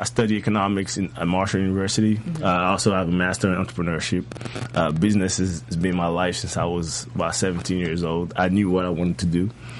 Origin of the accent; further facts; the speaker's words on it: Côte d’Ivoire; also born or lived in Paris, France; now in United States; I'm originally from the Ivory Coast in West Africa. Mm-hmm. Born and raised.